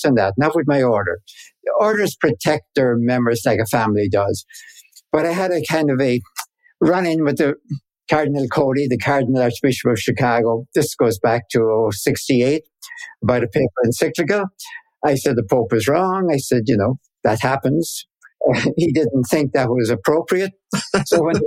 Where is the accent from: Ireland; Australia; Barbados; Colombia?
Ireland; accent: Irish; moved away as an adult; now in United States; I grew up in Ireland, of course, where, you know, faith was taken